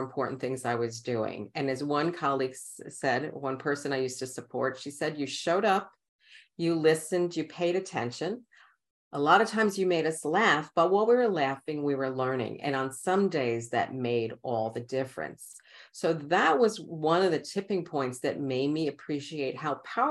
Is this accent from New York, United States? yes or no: yes; New York City, New York, United States; accent: Queens; also born or lived in Brooklyn; I am born in Brooklyn and raised in Queens